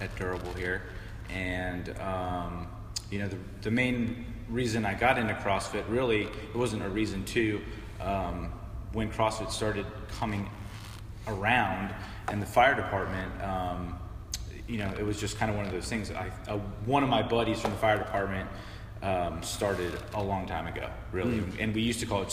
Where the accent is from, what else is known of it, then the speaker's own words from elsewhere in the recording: Southern California, United States; moved away as an adult; also born or lived in Los Angeles area / Orange County, California / Virginia; now in Arlington, United States; originally I grew up in Southern California